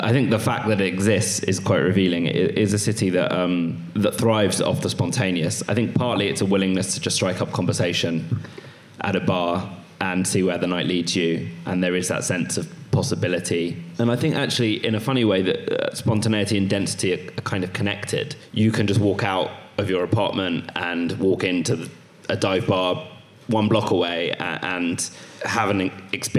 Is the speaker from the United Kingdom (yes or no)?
yes; England, United Kingdom; as an English person